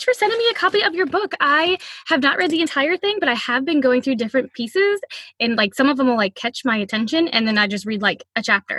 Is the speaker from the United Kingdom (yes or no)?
no; Louisiana, United States; now in Oregon, United States; So we live in Oregon, but we're from Louisiana. So we drive back and forth a lot.